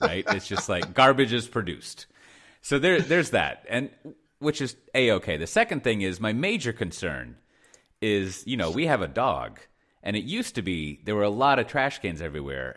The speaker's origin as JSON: {"language": "English", "country": "United States", "moved": "yes", "said": "I'm an American living here in the, uh, the sleepy, like, uh, village."}